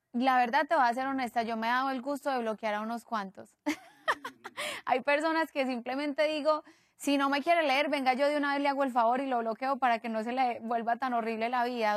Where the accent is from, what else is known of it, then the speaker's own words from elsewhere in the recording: Medellín, Antioquia, Colombia; somos de Medellín y, y, venimos del mismo país